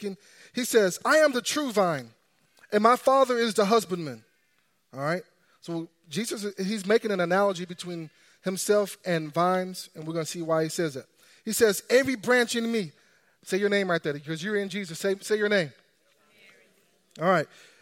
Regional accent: Texas, United States; I grew up in Texas

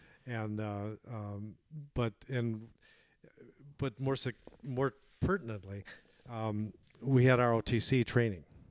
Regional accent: Madison, Wisconsin, United States; from my hometown in Madison, Wisconsin

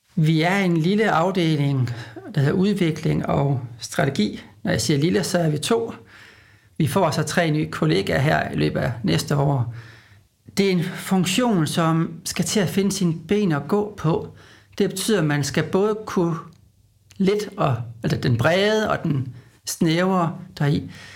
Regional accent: Aalborg, North Denmark Region, Denmark; moved away; Nu er jeg jo fra Aalborg, så jeg er sådan lidt en tilflytter

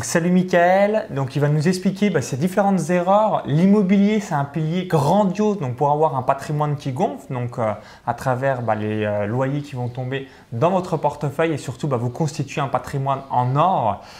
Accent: Chalon-sur-Saône, Bourgogne-Franche-Comté, France; je suis à, Chalon-sur-Saône, donc si vous regardez cette vidéo, je suis natif de Chalon-sur-Saône

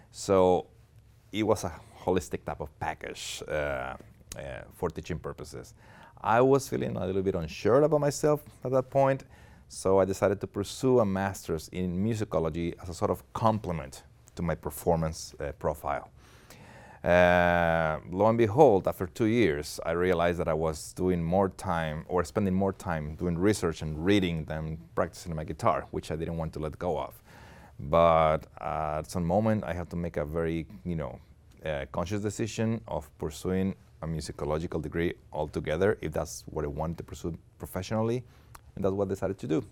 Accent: Monterrey, Nuevo León, Mexico; moved away as an adult; also born or lived in Austin, Texas; Where I'm originally from, Monterrey, Mexico, which is in the northeast of the country, and, uh, I lived there for twenty-one years, uh, born and raised

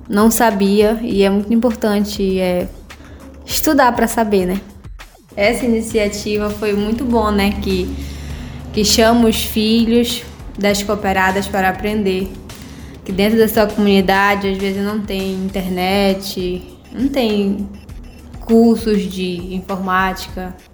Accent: Vila Brasil, Pará, Brazil; tenho 20 anos, sou de Vila Brasil.

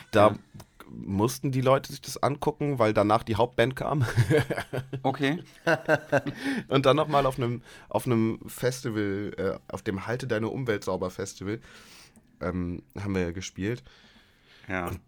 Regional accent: Leer, Lower Saxony, Germany; Aber als Lehraner ist es natürlich was anderes. Leer ist halt schön.

